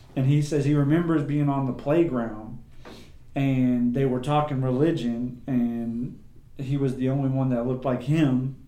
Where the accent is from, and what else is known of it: United States; born or raised there